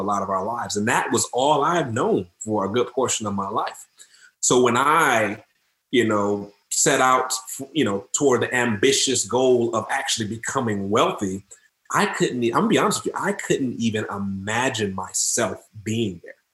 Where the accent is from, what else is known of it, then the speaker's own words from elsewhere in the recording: Detroit, Michigan, United States; I grew up in Detroit, Detroit, Michigan